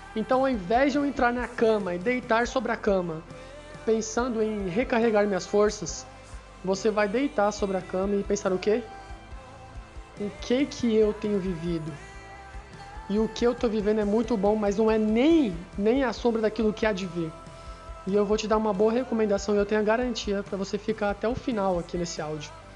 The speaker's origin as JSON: {"language": "Portuguese", "town": "Santos", "region": "São Paulo", "country": "Brazil", "tie": "born or raised there", "moved": "yes", "lives_now": "São Paulo, Brazil", "said": "Eu nasci em Santos, em um hospital, pela manhã"}